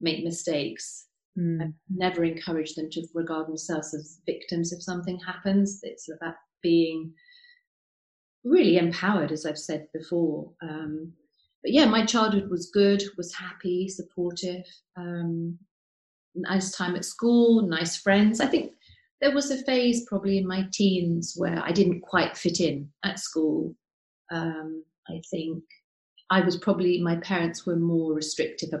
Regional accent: Cambridge, East of England, United Kingdom; I was born in Cambridge, where I grew up

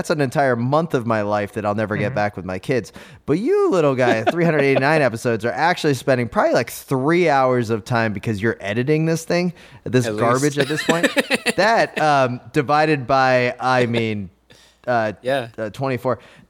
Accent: New Jersey, United States; accent: Jersey Shore; I'm from the Jersey Shore.

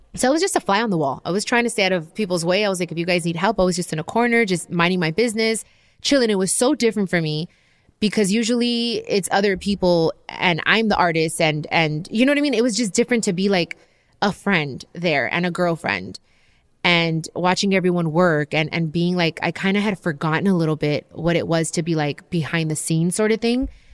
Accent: Long Beach, California, United States; I'm from Long Beach. We're both Mexican-American

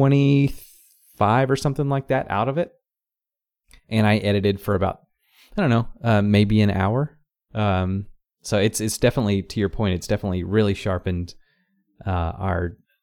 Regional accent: Knoxville, Tennessee, United States; moved away as an adult; now in Chicago, United States; local to my hometown shows. The New Sentinel in Knoxville

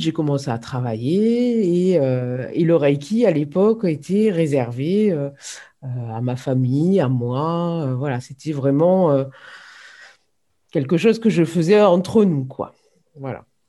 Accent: Hérault, Occitania, France; moved away; also born or lived in Nantes / Lille / Ain; je suis revenue dans ma région d'origine, hein, puisque je, suis, je suis originaire de l'Hérault.

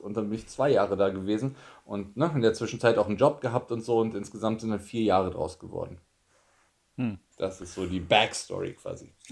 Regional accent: Germany; moved away as an adult; also born or lived in Tokyo, Japan; ich war Deutscher

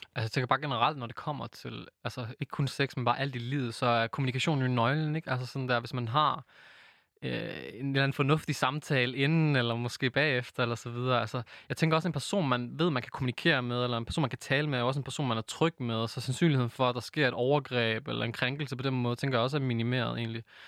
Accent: Aarhus, Central Denmark Region, Denmark; født og opvokset i Gellerup-parken, dansk marokkaner

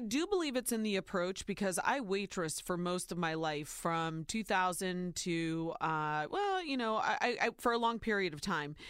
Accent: Ohio, United States; born or raised there

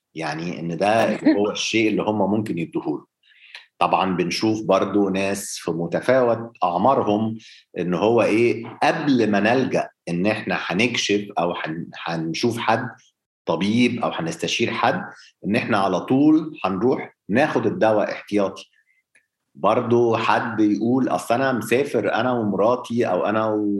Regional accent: Egypt; احنا عندنا في مصر

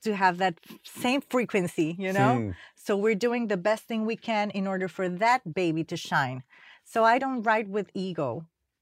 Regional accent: Panama; moved away as an adult; now in United States; I came from Panama

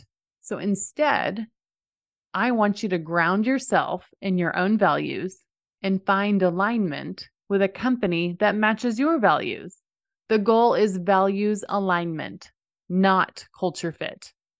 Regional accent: Dallas, Texas, United States; So for example, I grew up in the Dallas area where most people really like the Dallas Cowboys.

